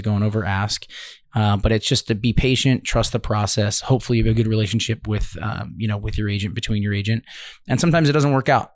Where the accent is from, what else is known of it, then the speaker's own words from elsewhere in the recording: Baltimore, Maryland, United States; moved away as an adult; also born or lived in Miami, Florida / Jupiter, Florida; now in Palm Beach County, United States; I'm from Baltimore originally